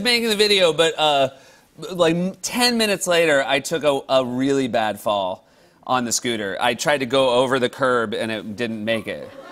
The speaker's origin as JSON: {"language": "English", "region": "New Hampshire", "country": "United States", "tie": "born or raised there", "moved": "yes", "said": "I grew up in New Hampshire"}